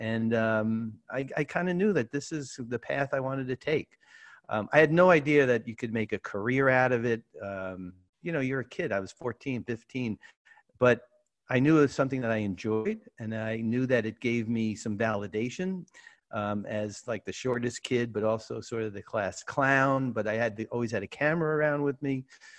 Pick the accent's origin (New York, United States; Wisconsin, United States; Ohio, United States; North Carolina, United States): New York, United States; New York City; I grew up in Brooklyn.